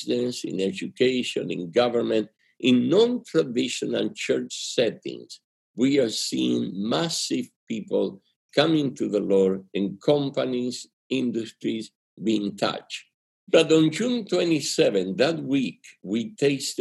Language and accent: English; Argentina; English is a second language; moved away; It's my accent. Okay? I'm from Argentina. And when you learn English later in life, it comes out rusty like this